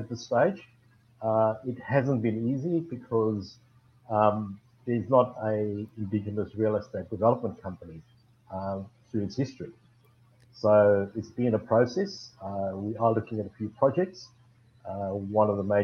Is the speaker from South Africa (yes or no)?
yes; South Africa; moved away as an adult; now in Australia; I'm originally from South Africa, born and bred, four generations, origins from China. But immigrated here in 83